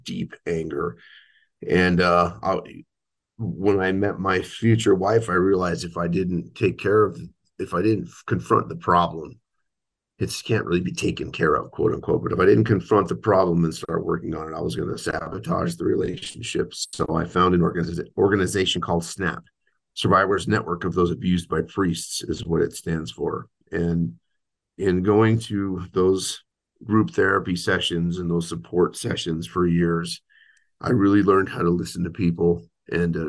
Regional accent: Albuquerque, New Mexico, United States; I was raised in Albuquerque, New Mexico, in a parish called Our Lady of Fatima Parish.

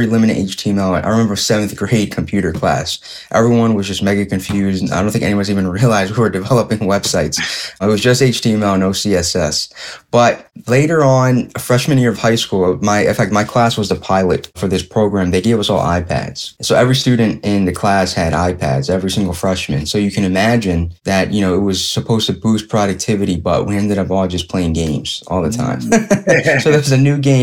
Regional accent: Philadelphia, Pennsylvania, United States; I'm from Philadelphia, PA, city of brotherly love, born and raised, like Will Smith.

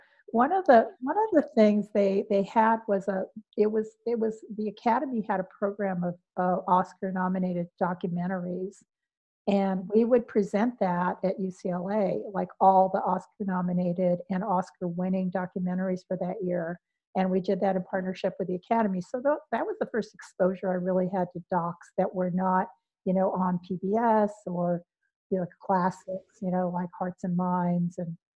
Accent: Philippines; And I was saying, no, I'm not, I'm Filipino.

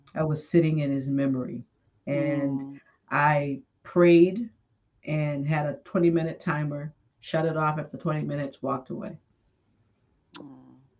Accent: Boston, Massachusetts, United States; moved away as an adult; also born or lived in Brooklyn, New York / Washington, D.C.; I grew up in Boston, and after high school in Boston

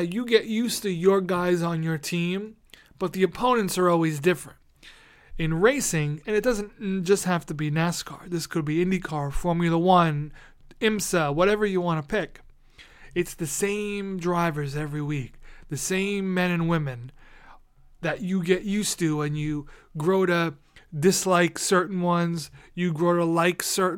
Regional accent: New York City, New York, United States; growing up in New York City

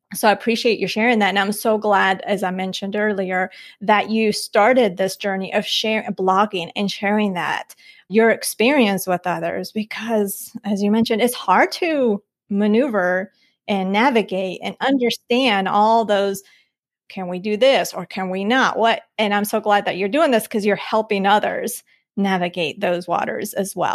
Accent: Colombia; now in United States; I was born in Colombia

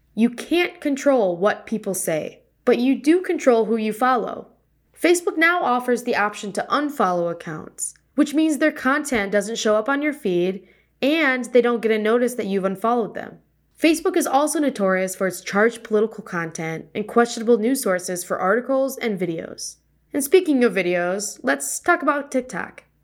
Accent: Wisconsin, United States; moved away; I'm originally from Wisconsin

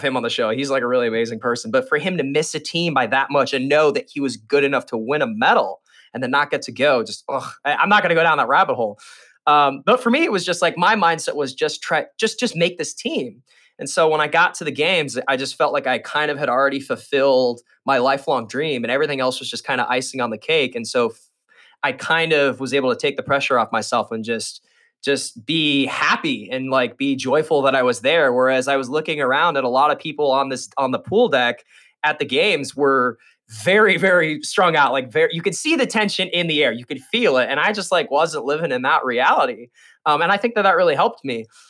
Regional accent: Las Vegas, Nevada, United States; I grew up in Las Vegas, uh, swimming for the Sandpipers

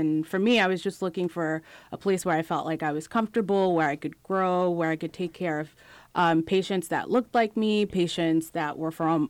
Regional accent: Long Island, New York, United States; moved away as an adult; also born or lived in Philadelphia; now in Atlanta, United States; I'm from New York originally.

